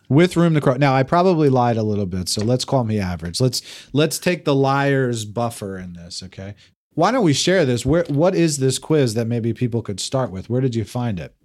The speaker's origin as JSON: {"language": "English", "region": "New Jersey", "country": "United States", "said": "I'm this guy from New Jersey."}